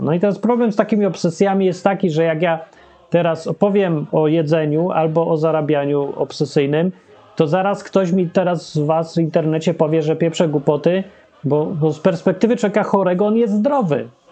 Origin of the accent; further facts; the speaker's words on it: Poland; Ja się urodziłem w kraju, którego w ogóle nie ma. Polska Rzeczpospolita Ludowa.